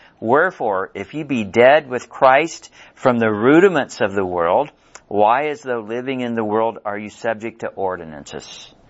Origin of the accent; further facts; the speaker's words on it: Missouri, United States; because, you know, we're from Missouri and we got to see it.